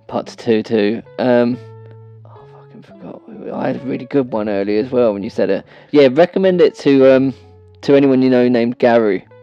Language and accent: English; England, United Kingdom; we're English